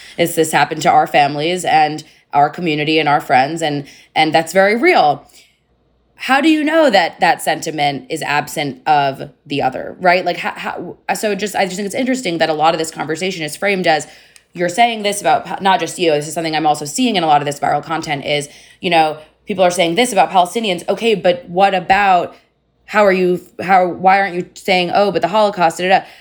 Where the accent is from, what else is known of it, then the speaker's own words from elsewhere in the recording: United States; as an American Jew